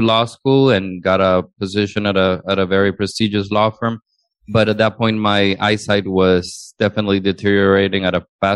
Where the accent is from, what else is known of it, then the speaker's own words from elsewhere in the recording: Honduras; English is a second language; moved away as an adult; now in United States; I was originally born and raised in Honduras